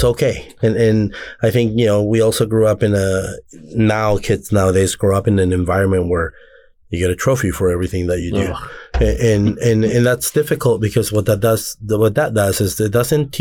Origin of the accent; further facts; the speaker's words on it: Anaheim, California, United States; coming from the area that I come from, I'm from Anaheim, but I'm from the back side of this land